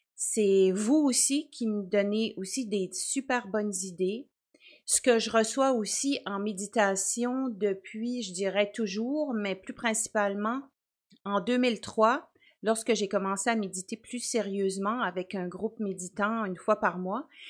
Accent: Quebec, Canada; now in New Brunswick, Canada; j'habite au Nouveau-Brunswick. Ça, c'est juste la province à côté du Québec. mais je suis native du Québec

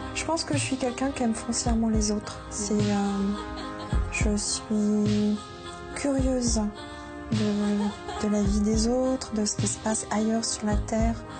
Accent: Lyon, Auvergne-Rhône-Alpes, France; moved away as an adult; also born or lived in Pantin; now in Paris region, France; Nous avons déménagé et j'ai grandi à Lyon. Et donc là, maintenant, je vis en région parisienne depuis une vingtaine d'années

